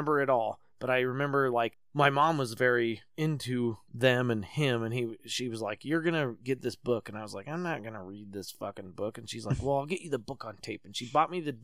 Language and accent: English; Salt Lake City, Utah, United States